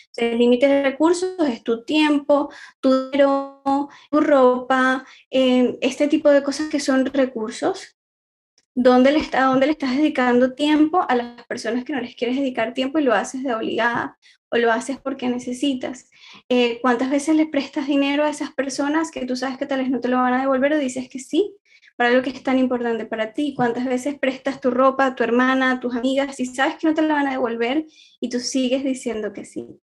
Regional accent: Venezuela; moved away as an adult; now in Barcelona, Spain; soy venezolana, actualmente vivo acá en Barcelona, emigré buscando una mejor calidad de vida

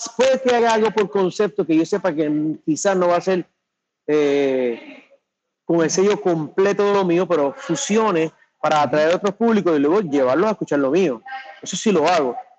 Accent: Puerto Rico; cuando yo hablo de mi tierra

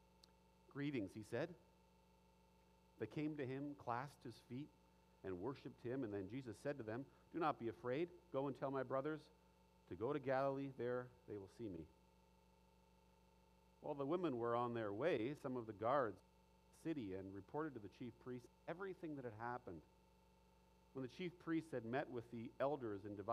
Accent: Ottawa, Ontario, Canada; I grew up in Ottawa

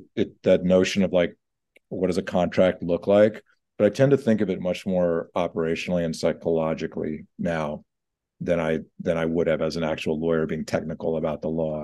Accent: Atlanta, Georgia, United States; as a junior lawyer working in my hometown, Atlanta.

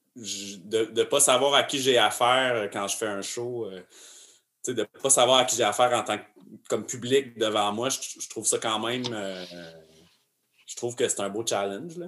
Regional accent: Arthabaska, Quebec, Canada; je suis né à Arthabasca

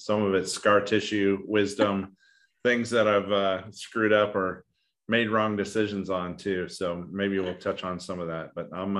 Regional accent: Idaho, United States; also born or lived in Asia; I'm an Irishman. I grew up in Asia and then in the middle of nowhere, wilderness, North Idaho.

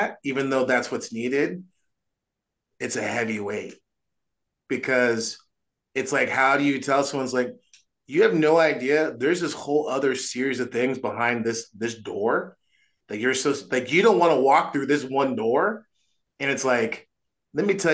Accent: United States; I'm an American

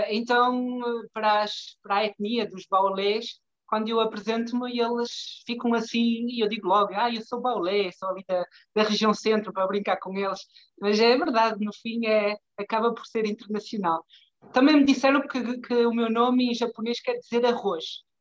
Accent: Portugal; moved away as an adult; also born or lived in Tunisia; Entretanto, voltei a Portugal em 2011, mas foi em plena crise

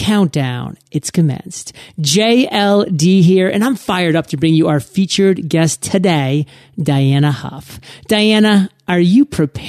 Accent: Maine, United States; I'm born and raised in Maine, and actually all my family's still up in Maine.

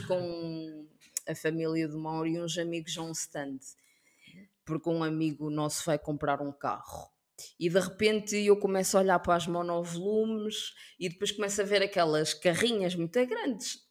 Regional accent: Portugal; also born or lived in Africa; sou portuguesa, mas ao mesmo tempo sou africana

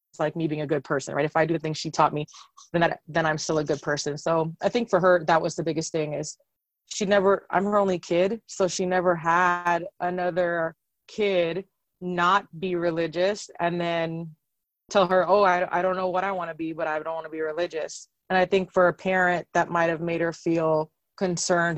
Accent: San Antonio, Texas, United States; I was born and raised in San Antonio

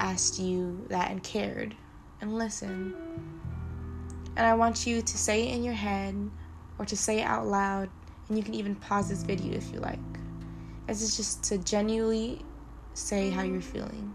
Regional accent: Stockton, California, United States; I'm a proud Filipino woman who was born and raised in Stockton, California.

